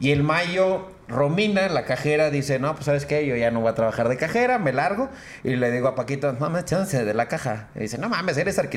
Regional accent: Nuevo León, Mexico; los codos somos los regios.

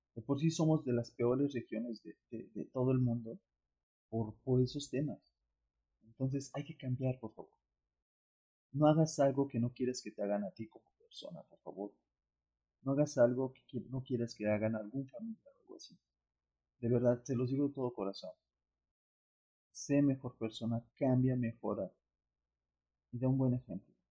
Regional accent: Mexico

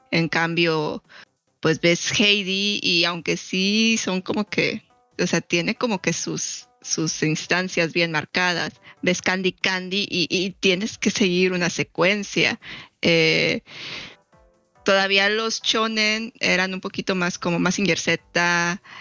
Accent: Mexico; siendo mexicano tienes muy, quieras o no, tienes muy arraigada esta cultura de las telenovelas.

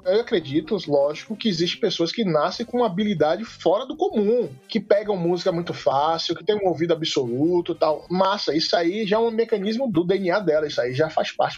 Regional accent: Salvador, Bahia, Brazil; moved away as an adult; now in Brasília, Brazil; eu sou de Salvador, Bahia, mas moro em Brasília há 16 anos

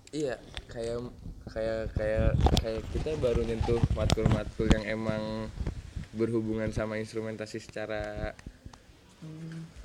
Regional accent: Bekasi, West Java, Indonesia; saya asal dari Bekasi

